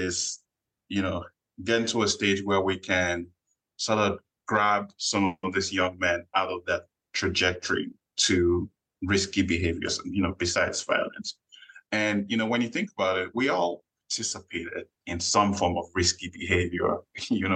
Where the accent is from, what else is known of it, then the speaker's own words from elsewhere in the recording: Nigeria; moved away as an adult; now in United States; Growing up in Nigeria, first son of the family